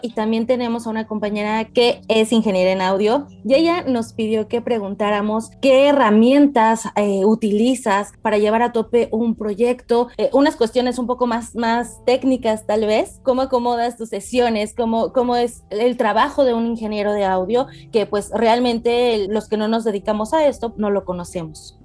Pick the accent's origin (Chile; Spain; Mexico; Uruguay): Mexico; somos mexicanos